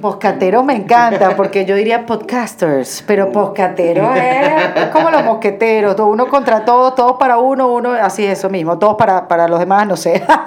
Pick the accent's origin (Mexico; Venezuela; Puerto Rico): Venezuela; moved away as an adult; now in Miami, United States; emigré como muchos venezolanos a, esa ciudad